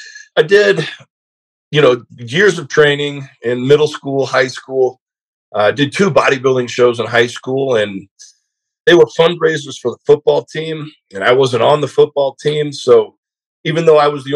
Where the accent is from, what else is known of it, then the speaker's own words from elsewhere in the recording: South Georgia, United States; also born or lived in Southern California; I just moved from Southern California to South Georgia